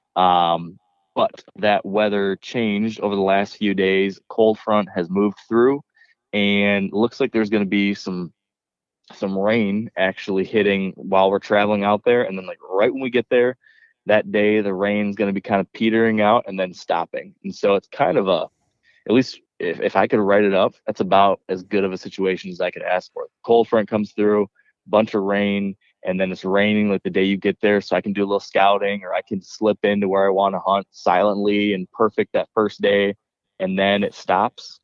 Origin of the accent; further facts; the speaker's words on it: Michigan, United States; growing up in Michigan, black bears were kind of uh, exotic